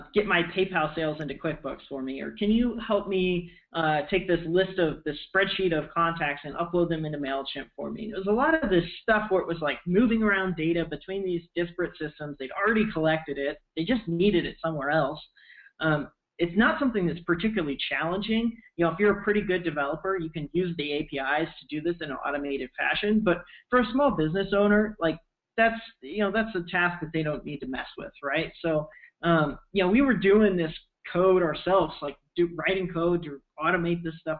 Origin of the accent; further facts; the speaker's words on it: Missouri, United States; moved away as an adult; also born or lived in Columbia, Missouri; now in Bay Area, United States; I grew up in Missouri. I lived there pretty much my whole